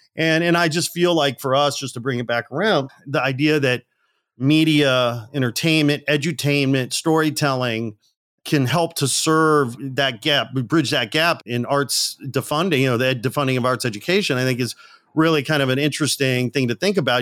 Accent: Gary, Indiana, United States; moved away; also born or lived in Manitoba; I'm a working class kid from a blue collar town in the Midwest outside Chicago. I was born in Gary, Indiana

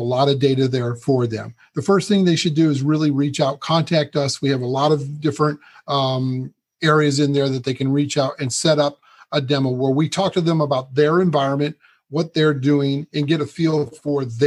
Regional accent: Michigan, United States; moved away as an adult; now in California, United States; I was born in California, but raised in Michigan

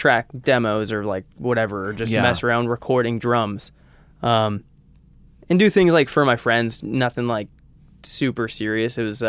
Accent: Orange County, California, United States; I'm from Orange County, California.

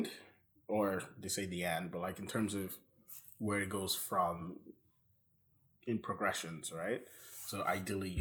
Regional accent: Nigeria; I say that as a Nigerian

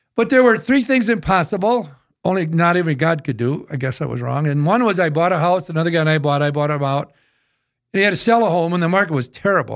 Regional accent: northeastern South Dakota, United States; I grew up in North, Eastern South Dakota

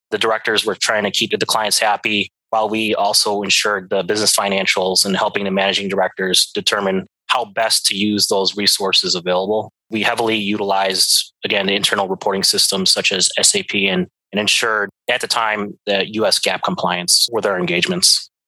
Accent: Chicago, Illinois, United States; moved away as an adult; also born or lived in Montana; I was born and raised here in Chicago.

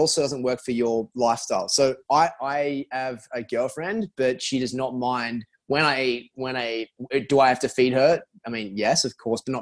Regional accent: Sydney, New South Wales, Australia; moved away as an adult; now in New York, United States; I'm from Mona Vale, Bulgola

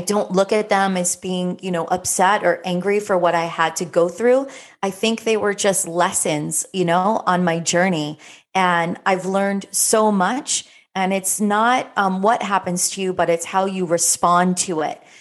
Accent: South Florida, United States; growing up in South Florida as a teenager

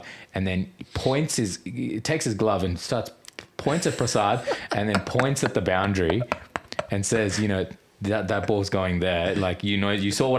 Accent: Australia; Born in Australia.

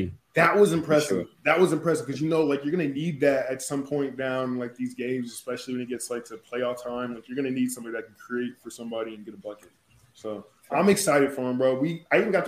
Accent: Salmon Creek, Washington, United States; I'm from Salmon Creek

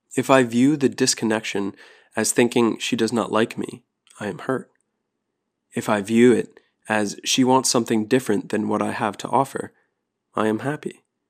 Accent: New Jersey, United States; moved away as an adult; also born or lived in Florida; my New Jersey license plates

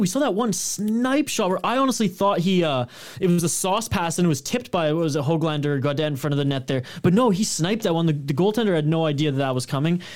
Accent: Canada

